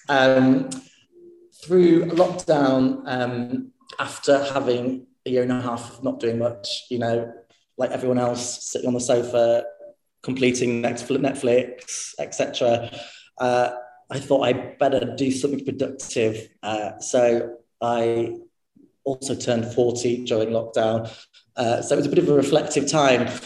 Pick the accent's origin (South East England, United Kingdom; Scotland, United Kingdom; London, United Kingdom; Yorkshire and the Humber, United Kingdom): Yorkshire and the Humber, United Kingdom; Harrogate; also born or lived in Stoke-on-Trent; I was born in Stoke-on-Trent, um, and uh, my parents were both cabaret performers. They were kind of both working class people that had kind of sung their way up the social ladder a little bit. Um, and then we moved to Yorkshire. Um, and I grew up there in a place called Harrogate